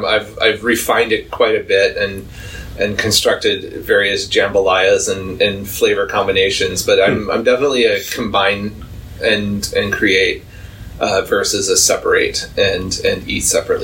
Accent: Texas, United States; moved away; there was a pizza that was trending for a little while in my hometown in Texas

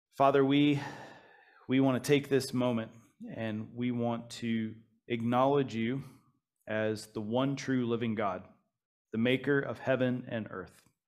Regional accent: United States; moved away as an adult; now in Malaysia; Growing up in the United States of America

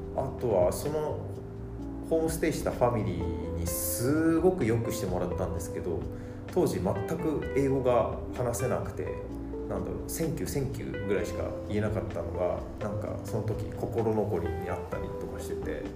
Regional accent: Yokohama, Kanagawa, Japan; 僕地元が横浜なんですけど

